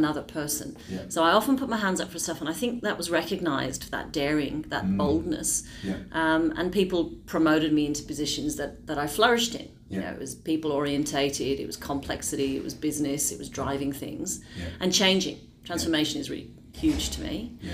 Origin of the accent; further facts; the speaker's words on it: Dublin, Leinster, Ireland; now in Melbourne, Australia; I am originally from Dublin, Ireland.